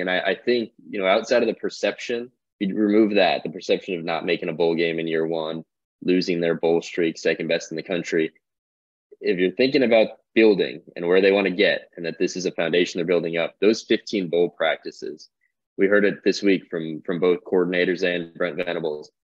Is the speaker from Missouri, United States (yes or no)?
no; New York, United States; moved away; I grew up in New York, not college football country at all